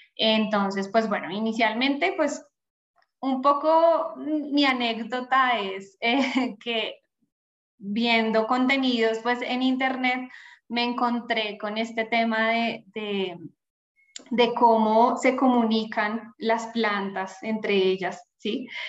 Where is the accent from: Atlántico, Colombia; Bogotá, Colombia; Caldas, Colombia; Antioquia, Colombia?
Bogotá, Colombia; yo soy colombiana, rola, decimos por acá, bogotana